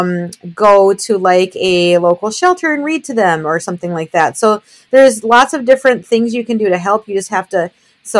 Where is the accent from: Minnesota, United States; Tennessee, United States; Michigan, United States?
Minnesota, United States; I am born and raised in Minnesota, about a half hour north of Minneapolis.